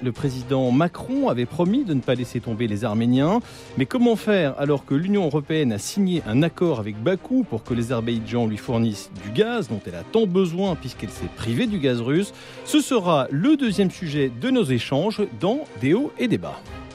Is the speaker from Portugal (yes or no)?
no; France; je suis un Français moyen